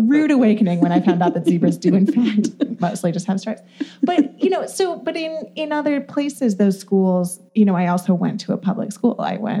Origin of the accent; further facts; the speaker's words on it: Ann Arbor, Michigan, United States; now in St. Louis, United States; where I grew up, which is Ann Arbor, Michigan